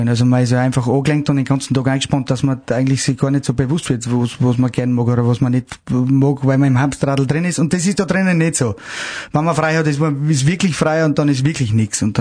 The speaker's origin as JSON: {"language": "German", "region": "Salzburg", "country": "Austria", "tie": "born or raised there", "said": "Wenn die jetzt quasi mein Heimat in Salzburg kommen, äh, kennen die, was, was man da für eine Möglichkeiten hat"}